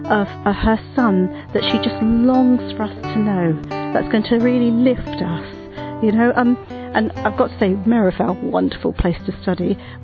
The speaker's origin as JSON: {"language": "English", "town": "Southampton", "region": "South East England", "country": "United Kingdom", "said": "I'm from Southampton"}